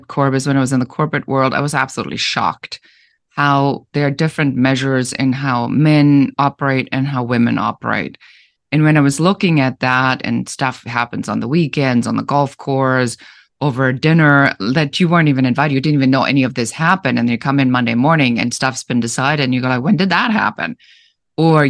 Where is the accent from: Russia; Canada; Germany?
Germany; English is a second language; moved away as an adult; now in United States; I'm originally from Germany, so I immigrated to the United States